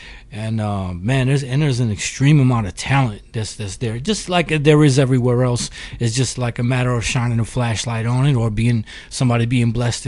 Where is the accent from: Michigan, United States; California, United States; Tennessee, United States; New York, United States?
New York, United States; Rochester; I hail from upstate New York, Rochester, New York, to be specific.